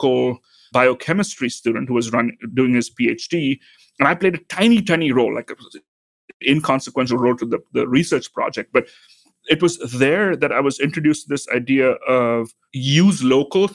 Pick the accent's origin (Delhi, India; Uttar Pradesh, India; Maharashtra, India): Maharashtra, India; Mumbai; also born or lived in South India; now in St. Louis, United States; So I grew up in India. I grew up in then called Bombay, now Mumbai.